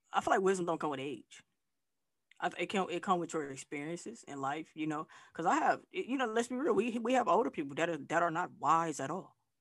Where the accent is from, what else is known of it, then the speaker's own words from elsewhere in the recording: Flint, Michigan, United States; moved away as an adult; also born or lived in Texas / Arkansas / Tennessee / Atlanta; now in Southern United States; I'm from Flint, Michigan, uh, but I've been living uh, in the South.